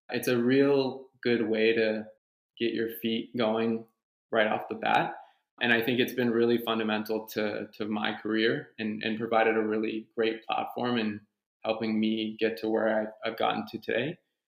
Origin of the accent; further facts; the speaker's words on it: Cincinnati, Ohio, United States; born there; So my parents are French Canadian. They were born and raised in Quebec, but I was born in the US. So I was born in Cincinnati.